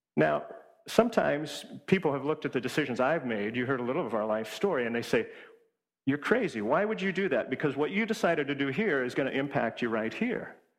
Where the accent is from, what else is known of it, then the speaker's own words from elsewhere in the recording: Washington, United States; moved away as an adult; also born or lived in Hawaii; now in East Coast, United States; my wife and I grew up in Washington State